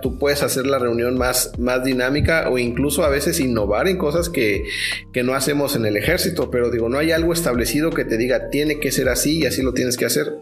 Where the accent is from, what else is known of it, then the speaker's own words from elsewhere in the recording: Mexico; yo como mexicano